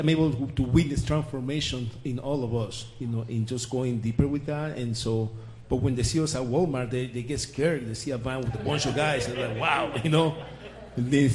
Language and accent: English; Panama; moved away; I'm from Panama. I do have an accent.